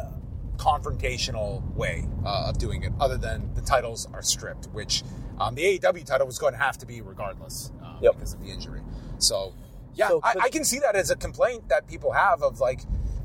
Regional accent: New York, United States; As a New Yorker who is a hip-hop and wrestling fan, … playing Daniel Garcia to the ring in Buffalo is a big deal.

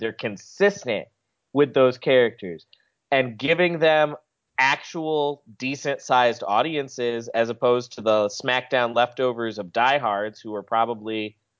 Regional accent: Charlotte, North Carolina, United States; I'm from Charlotte

